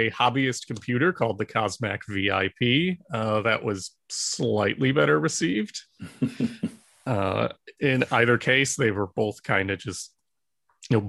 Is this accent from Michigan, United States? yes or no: yes; Michigan, United States; moved away as an adult; now in Maryland, United States; I'm originally from Michigan, but when I took the job at the IJC, I moved out to Maryland